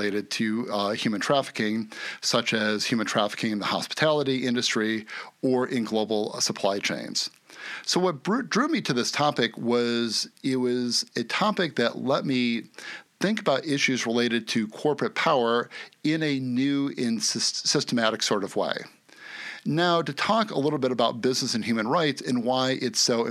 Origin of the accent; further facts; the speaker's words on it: United States; my home country of the USA